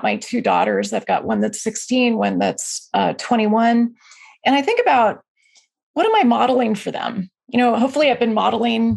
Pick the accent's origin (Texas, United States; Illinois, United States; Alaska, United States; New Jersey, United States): Alaska, United States; now in Bay Area, United States; I'm from Alaska